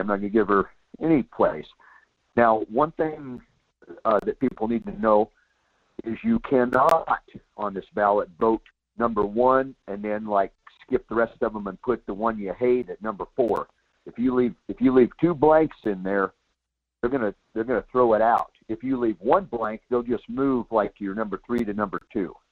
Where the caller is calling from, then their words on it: Soldotna, Alaska, United States; I'm calling from Soldotna.